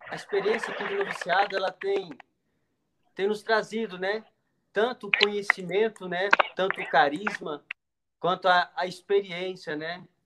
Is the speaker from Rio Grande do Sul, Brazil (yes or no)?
no; Brasília, Federal District, Brazil; now in Águas Lindas de Goiás, Brazil; sou natural de Brasília, mas antes de entrar, eu morava em Águas Lindas.